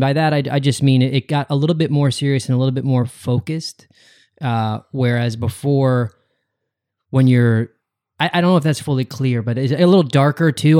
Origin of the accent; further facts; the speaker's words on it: West Chester, Downingtown area, Pennsylvania, United States; I'm from outside of Philadelphia as well.